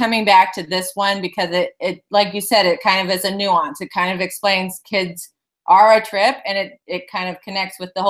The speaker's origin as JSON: {"language": "English", "town": "Phoenix", "region": "Arizona", "country": "United States", "also_born_or_lived": "San Diego", "moved": "yes", "lives_now": "Chicago, United States", "said": "I'm originally from Phoenix, so moving to Chicago was quite an eye-opener"}